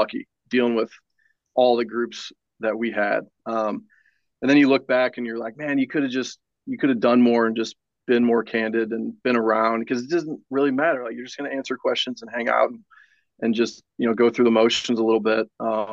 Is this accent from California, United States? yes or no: no; St. Louis, Missouri, United States; I grew up in St. Louis